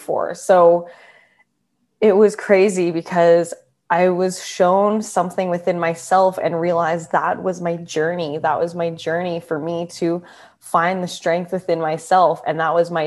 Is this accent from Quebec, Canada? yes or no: no; Calgary, Alberta, Canada; moved away as an adult; also born or lived in Perth, Australia; I was born and raised in Calgary, Alberta, in Canada.